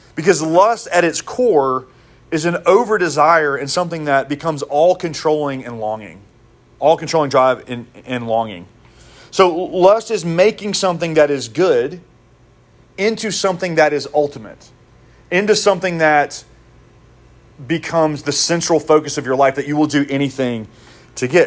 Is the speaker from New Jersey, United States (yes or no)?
no; Mississippi, United States; I'm from Mississippi